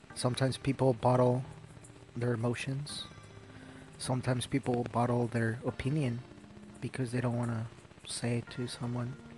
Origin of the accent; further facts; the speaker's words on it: Quito, Pichincha, Ecuador; now in United States; I was born in Quito, which is the capital